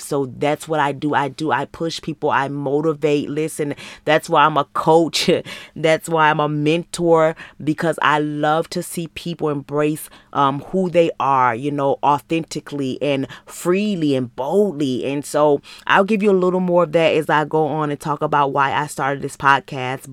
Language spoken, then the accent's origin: English; Muskegon, Michigan, United States; moved away as an adult; now in Georgia, United States; I was born and raised in Muskegon, Michigan